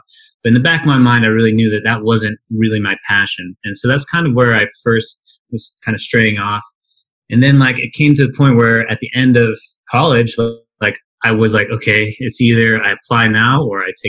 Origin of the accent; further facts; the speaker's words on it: Midwest, United States; also born or lived in St. Louis, Missouri; I grew up in the Midwest, and I went to school in St. Louis